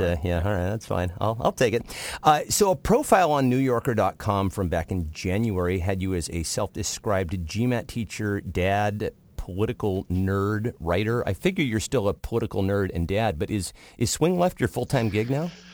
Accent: Washington, United States; Washington State, my home state, uh, for which you have just included the 8th District, which happens to be my home district.

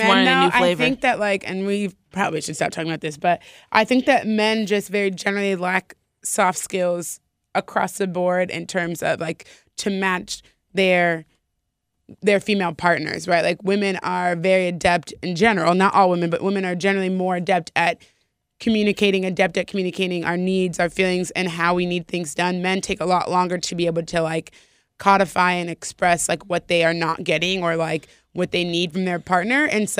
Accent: Burbank, California, United States; I'm from Burbank.

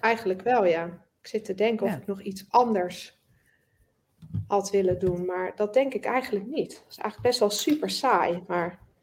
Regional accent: Netherlands; we zijn natuurlijk sowieso als Nederlanders vrij direct.

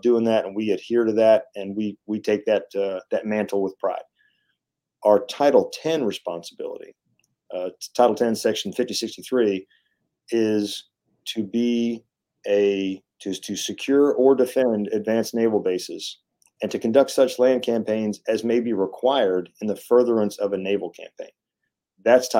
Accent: Texas, United States; accent: Texan; also born or lived in Missouri; And I was born in Missouri, but I'm from Texas. I don't remember anything. Born there, moved to Texas as a little kid. So I will speak in plain Texan here.

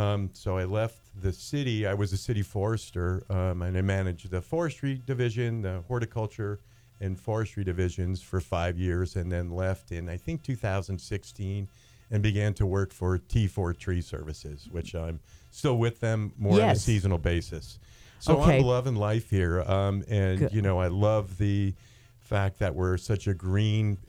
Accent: New Jersey, United States; born or raised there; moved away as an adult; also born or lived in Denver, Colorado; now in Colorado, United States

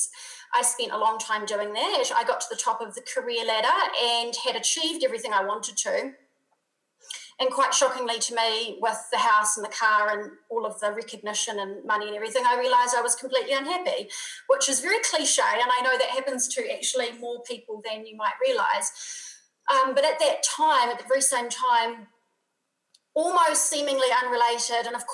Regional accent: New Zealand; now in Europe; I'm obviously a Kiwi from New Zealand, but most of my community is international. I live in Europe now.

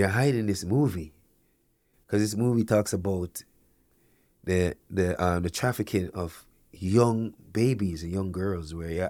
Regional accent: Canada; also born or lived in Jamaica; As a Jamaican, born in Jamaica, grew up here in Canada

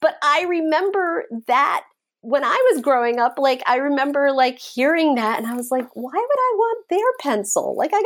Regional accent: New York City, New York, United States; growing up in Brooklyn, New York

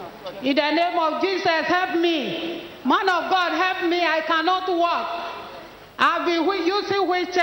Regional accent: Ghana; Even if I'm from Ghana, I even flew in by air and with a wheelchair and everything.

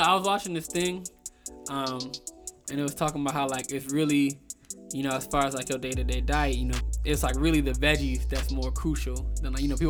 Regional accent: Maryland, United States; moved away; I'm from Maryland originally.

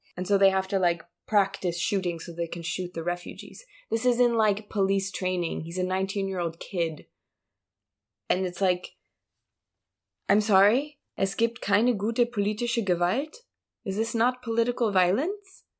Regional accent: Munich, Bavaria, Germany; my hometown

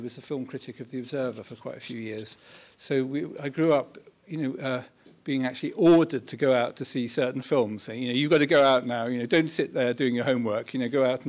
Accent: London, United Kingdom; So I grew up in North London in and actually I never really thought of doing anything apart from writing or something.

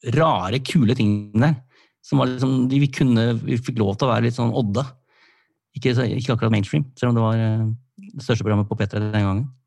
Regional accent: Sandefjord, Vestfold, Norway; moved away; var jeg hjemme i Sandefjord

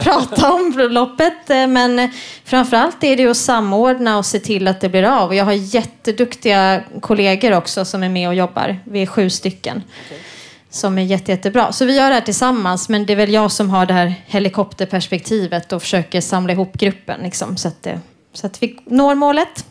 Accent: Stockholm, Stockholm County, Sweden; also born or lived in Lund; jag är från Stockholm men pluggade i Lund

